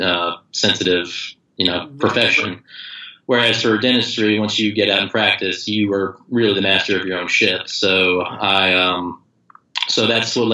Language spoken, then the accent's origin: English; Alabama, United States; moved away as an adult; now in Boston, United States; I'm from, I was born and raised in Alabama, and this is actually my first foray into living in another state